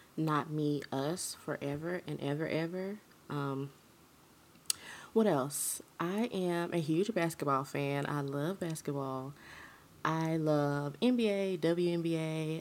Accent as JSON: {"language": "English", "town": "Huntsville", "region": "Alabama", "country": "United States", "tie": "born or raised there", "said": "born and raised in the South, Huntsville, Alabama, to be exact."}